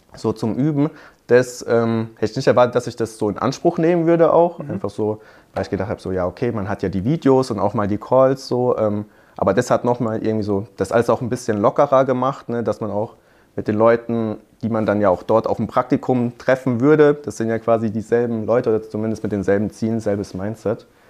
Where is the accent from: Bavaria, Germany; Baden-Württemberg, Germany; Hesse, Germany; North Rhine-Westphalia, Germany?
Baden-Württemberg, Germany; Hockenheim; ich komme aus Hockenheim, Hockenheimring, mhm. kennt man ja vielleicht. Ähm, da habe ich mein Abi gemacht